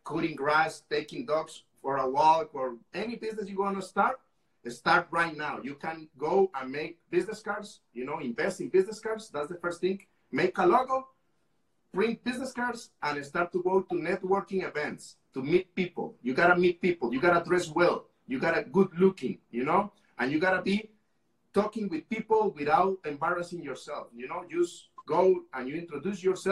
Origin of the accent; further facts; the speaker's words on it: Costa Rica; I am from Costa Rica.